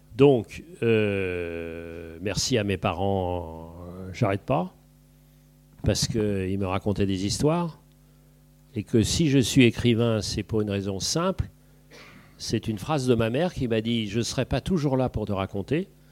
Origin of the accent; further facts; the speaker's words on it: Paris, Île-de-France, France; also born or lived in Brittany / Île-de-Bréhat; je suis petit parisien